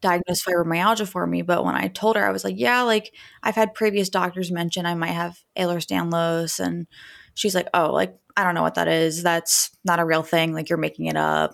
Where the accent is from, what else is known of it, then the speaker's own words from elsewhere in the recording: Dayton, Ohio, United States; also born or lived in Indiana; I'm from Dayton, Ohio